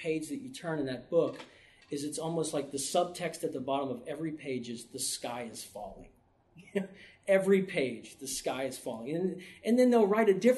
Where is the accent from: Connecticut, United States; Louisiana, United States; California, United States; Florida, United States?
Louisiana, United States; New Orleans; I grew up in New Orleans